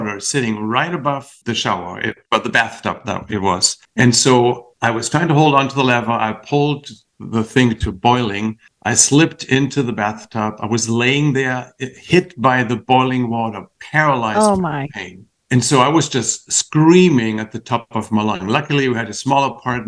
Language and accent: English; Achim-Baden, Lower Saxony, Germany; moved away; a little town called Baden, which it's close to Bremen and Hamburg